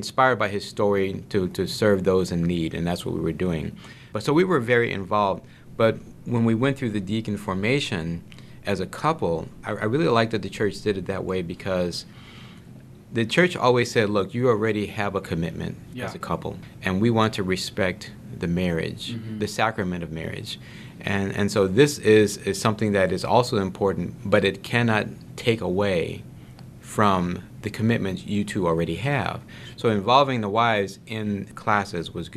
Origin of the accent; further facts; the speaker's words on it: New Orleans, Louisiana, United States; now in South Bend, United States; growing up in New Orleans.